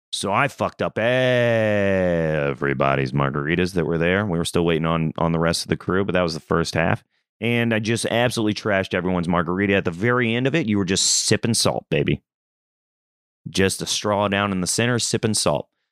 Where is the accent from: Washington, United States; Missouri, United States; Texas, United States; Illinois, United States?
Missouri, United States; Southeast; moved away; I'm from Southeast Missouri. I'm from the country.